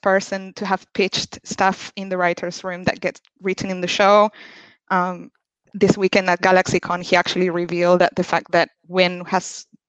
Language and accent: English; Argentina; I'm from Argentina